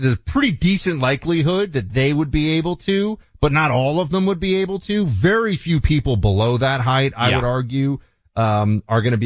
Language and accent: English; Northeast, United States; I'm from the Northeast